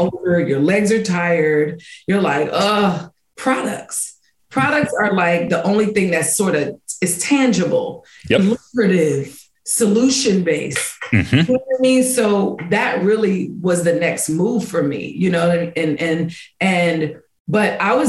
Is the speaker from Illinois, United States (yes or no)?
no; Washington, District of Columbia, United States; a Golden Scissor Award from DC, my hometown